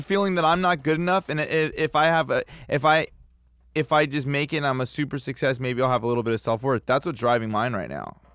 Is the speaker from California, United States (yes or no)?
yes; Los Angeles, California, United States; born and raised in Los Angeles